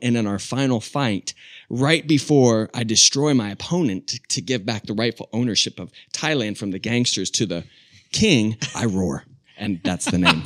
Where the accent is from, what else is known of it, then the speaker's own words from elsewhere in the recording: Charlotte, North Carolina, United States; also born or lived in Albuquerque, New Mexico; Charlotte, North Carolina